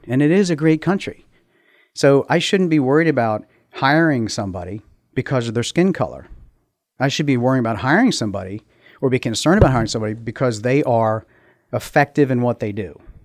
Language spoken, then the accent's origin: English; United States; moved away as an adult; now in Middletown; Grew up in Montgomery County